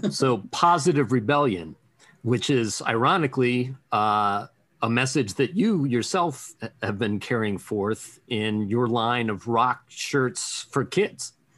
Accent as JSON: {"language": "English", "town": "Pittsburgh", "region": "Pennsylvania", "country": "United States", "said": "We're all from Pittsburgh, so we all know that school."}